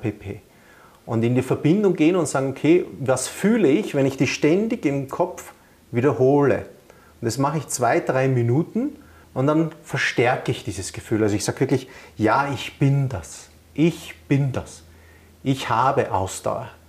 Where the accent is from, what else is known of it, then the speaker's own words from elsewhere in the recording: Vienna, Austria; now in Rosenheim, Germany; ich bin ja Wiener